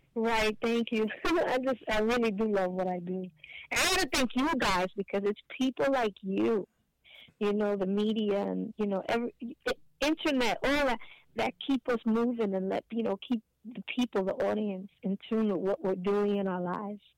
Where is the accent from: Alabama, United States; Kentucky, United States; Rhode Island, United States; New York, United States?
New York, United States; New York City; born and raised in Hell's Kitchen